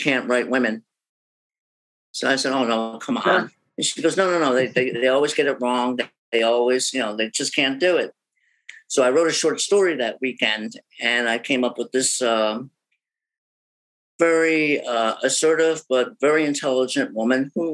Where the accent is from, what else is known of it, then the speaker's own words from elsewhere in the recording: New Jersey, United States; now in Boston, United States; I'm originally from New Jersey